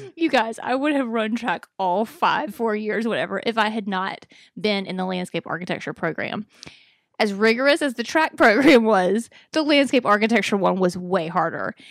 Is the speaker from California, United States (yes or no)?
no; Alabama, United States; moved away; I'm from Alabama.